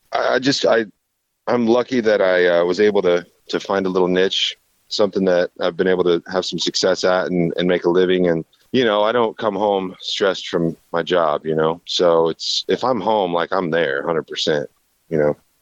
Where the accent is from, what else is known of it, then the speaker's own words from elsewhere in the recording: Kansas, United States; representing Kansas tourism, uh, my home state